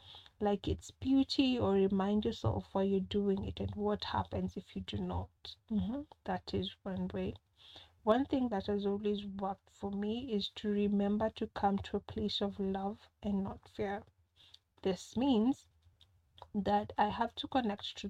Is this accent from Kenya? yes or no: yes; Kenya; I'm a Kenyan